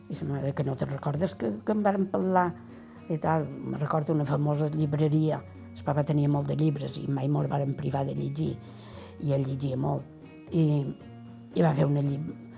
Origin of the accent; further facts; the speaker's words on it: Porreres, Balearic Islands, Spain; born there; Vaig néixer a Porreres el 21 de març de 1931.